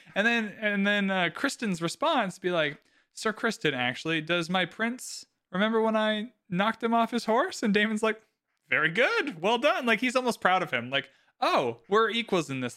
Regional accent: Canada; We're both Canadian

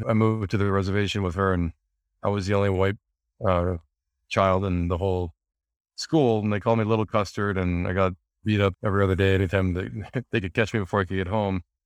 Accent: Montana, United States; moved away as an adult; also born or lived in Los Angeles; I grew up in Montana in the U S

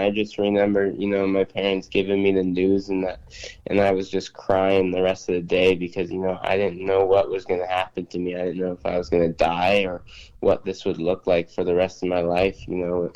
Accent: Spokane, Washington, United States; I'm from Spokane, Washington, and I'm 20 years old

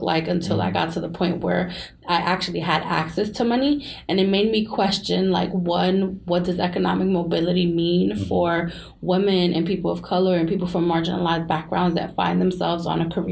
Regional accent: New York City, New York, United States; we're from New York City.

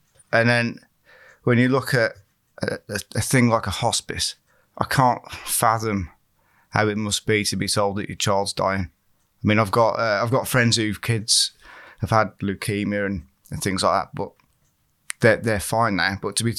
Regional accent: West Midlands, United Kingdom; originally, I'm from Staffordshire, not Shropshire, so I didn't know what was around here.

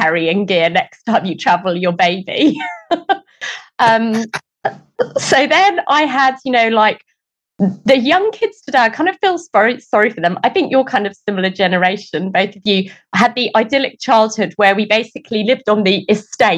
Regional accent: England, United Kingdom; moved away as an adult; also born or lived in Adelaide, Australia; now in New Zealand; although I was brought up in England, all of my family are not from England.

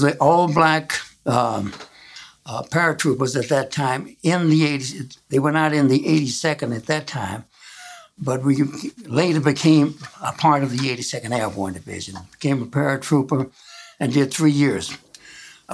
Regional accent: Chicago, Illinois, United States; I was born at St. Luke Hospital, and I've lived here most of my life. I went through high school here

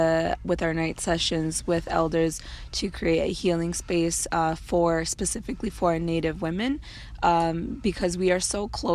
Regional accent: Minneapolis, Minnesota, United States; bands are Assistant Wapton Dakota and Standing Rock Nation, Dakota Lakota. And I'm from Minneapolis, Minnesota.

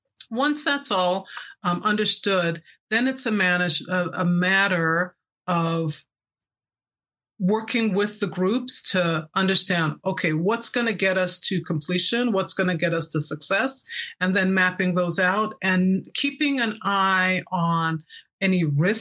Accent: Jamaica; also born or lived in San Francisco Bay Area, United States; now in Salt Lake City, United States; I'm Jamaican, I think I was fed Marmite, which is the English version of Vegemite, as a child

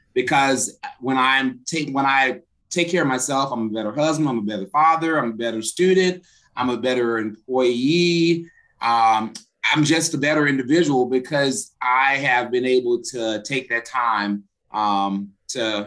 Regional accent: Cahokia, Illinois, United States; moved away as an adult; now in Jefferson City, United States; I originally came from Southern Illinois, from Cahokia, Illinois.

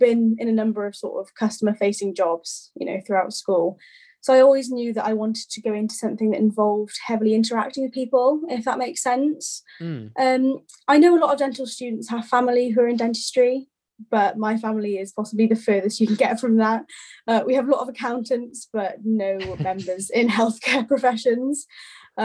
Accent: Wales, United Kingdom; I'm actually from Wales

